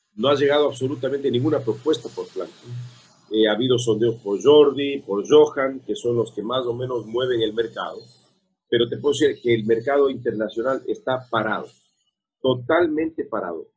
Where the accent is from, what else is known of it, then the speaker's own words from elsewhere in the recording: Quito, Pichincha, Ecuador; soy de Quito